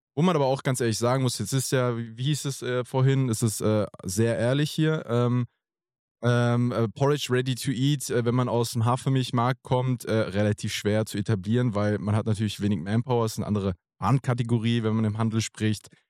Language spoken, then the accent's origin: German; near Frankfurt, Hesse, Germany; ich komme gebürtig auch äh, aus der Nähe von Frankfurt.